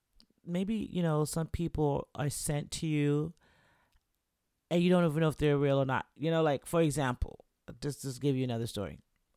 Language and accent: English; Florida, United States; Where did you hear we were from Florida? You know, I didn't tell anyone I was from Florida.